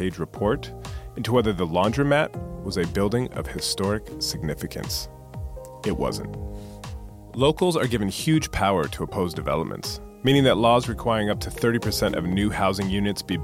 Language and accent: English; San Jose, California, United States; I grew up in San Jose, the self-styled capital of Silicon Valley